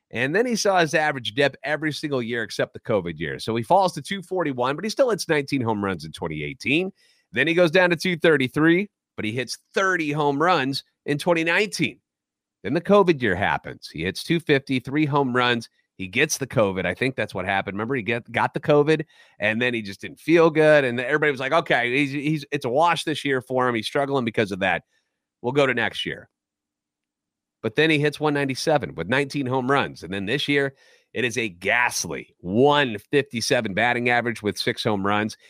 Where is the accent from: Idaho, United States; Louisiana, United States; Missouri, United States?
Missouri, United States; St. Louis; born or raised there